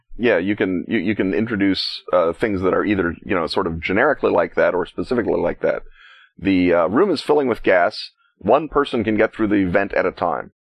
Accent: United States; as an American, one is required to to call it gas

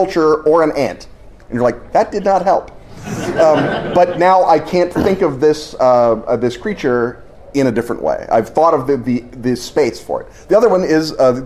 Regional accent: United States; I am an American of Irish extraction

